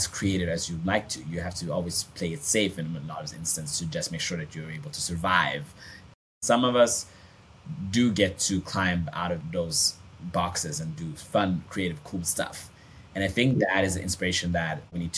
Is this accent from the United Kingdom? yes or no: no; Sweden; I grew up in Sweden